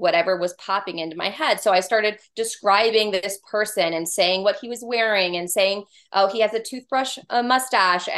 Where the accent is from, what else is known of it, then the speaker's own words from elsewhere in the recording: California, United States; now in Georgia, United States; I'm from California originally, but here in Georgia, where we both live